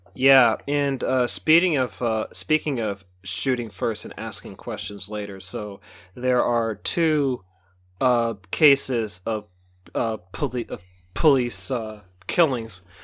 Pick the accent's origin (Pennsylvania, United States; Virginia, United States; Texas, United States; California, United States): California, United States; Bay Area; born and raised in the Bay Area